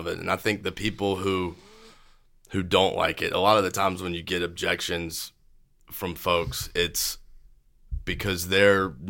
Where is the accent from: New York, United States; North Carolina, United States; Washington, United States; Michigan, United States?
North Carolina, United States; Fayetteville; I grew up in Fayetteville.